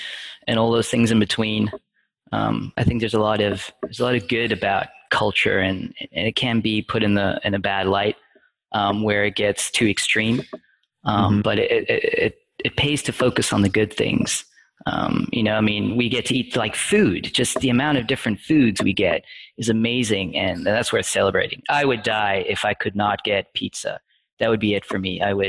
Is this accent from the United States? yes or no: no; South Africa; accent: mid-Atlantic; Right. Yeah. It's my accent, I would say, is mid-Atlantic.